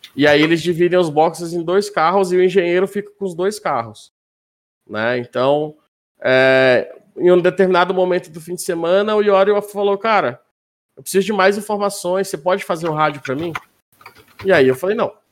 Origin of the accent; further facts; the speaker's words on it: Manaus, Amazonas, Brazil; moved away as an adult; now in Minas Gerais, Brazil; eu sou de Manaus